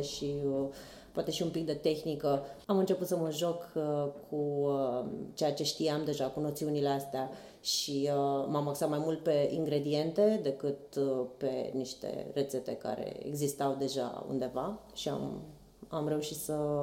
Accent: Bacău, Bacău County, Romania; moved away as an adult; also born or lived in Bucharest; mai mergeam la Bacău, eu sunt din Bacău, și acolo ciorbele sunt, toate sunt borșuri, toate se făceau la mine acasă

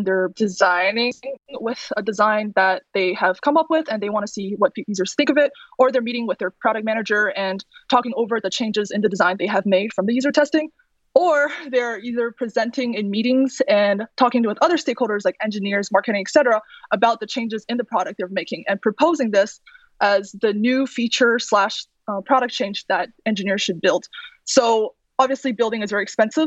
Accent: Virginia, United States; moved away as an adult; I came from Virginia and I was living in like Virginia, DC area for a while after I graduated from school in Virginia

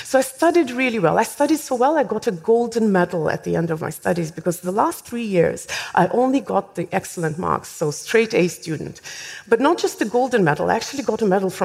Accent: Estonia; I was born in Soviet Union. In fact, I was 14 when Soviet Union collapsed. So I went through the schooling system in the Soviet system. Of course, the last few years, it was, technically speaking, independent Estonia

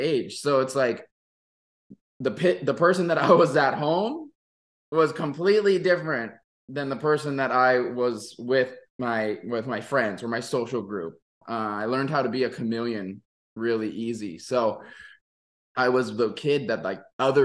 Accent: Maui, Hawaii, United States; moved away as an adult; also born or lived in Oregon; I'm born and raised in Maui

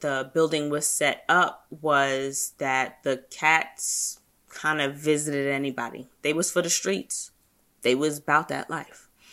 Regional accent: United States; me being an American

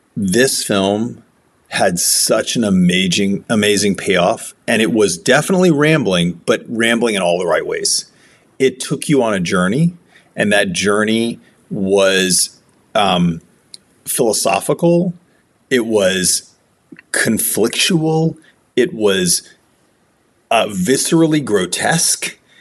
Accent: United States; I'm I'm American

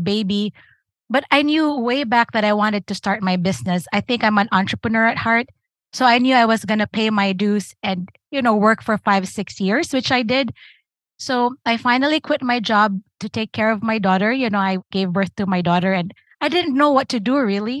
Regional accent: Philippines; moved away as an adult; also born or lived in Newark, New Jersey; now in United States; I'm from the Philippines. We graduate high school at 16.

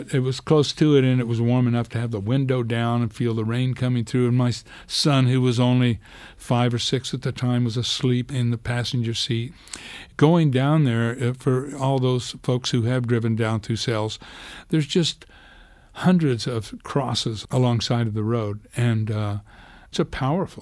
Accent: Clayton, New Mexico, United States; I grew up in this little town in New Mexico, Clayton

